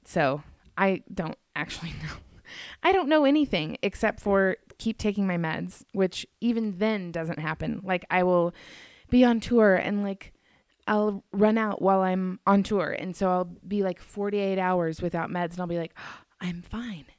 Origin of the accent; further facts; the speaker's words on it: the South, United States; moved away as an adult; also born or lived in Colorado; I grew up in the South.